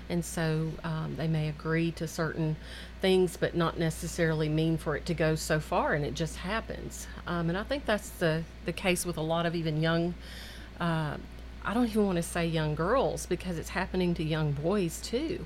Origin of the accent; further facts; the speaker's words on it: Murfreesboro, Tennessee, United States; I grew up here in Murfreesboro